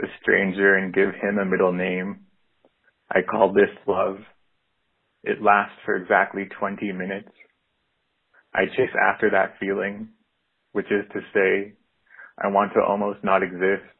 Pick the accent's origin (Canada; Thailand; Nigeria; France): Canada; Driftpile Cree Nation, northern Alberta; moved away as an adult; now in Oxford, United Kingdom; I am calling from Oxford, England, but I'm originally from the Drifpal Cree Nation in northern Alberta.